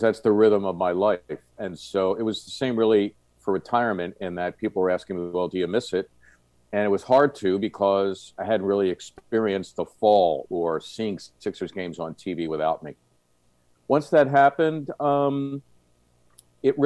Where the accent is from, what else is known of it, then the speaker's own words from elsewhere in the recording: Philadelphia, Pennsylvania, United States; When I was a kid growing up in Northeast Philly